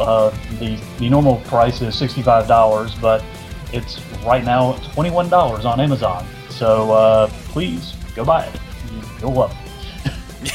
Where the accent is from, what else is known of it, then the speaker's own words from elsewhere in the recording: Charlotte, North Carolina, United States; I, am from North Carolina. I'm from Charlotte, so you know, Nature Boy's hometown.